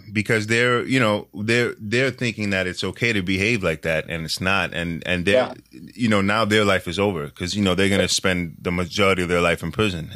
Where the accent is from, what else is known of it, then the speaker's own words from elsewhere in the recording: New York City, New York, United States; I'm born and raised in New York City